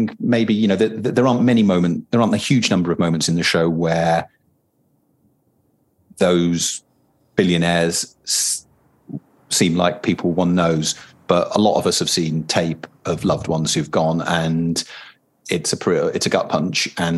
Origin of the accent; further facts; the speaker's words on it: United Kingdom; a British person writing into this culture